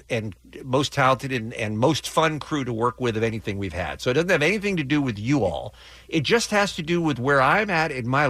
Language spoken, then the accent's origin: English; England, United Kingdom; born or raised there